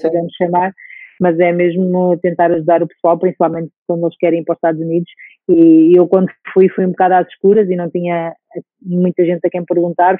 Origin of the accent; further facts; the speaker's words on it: Portugal; moved away as an adult; also born or lived in Russia; eu sendo portuguesa